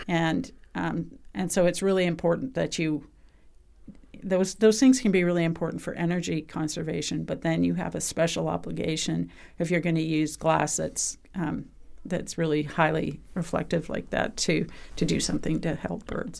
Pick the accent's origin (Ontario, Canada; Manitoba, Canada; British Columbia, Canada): British Columbia, Canada; I'm from British Columbia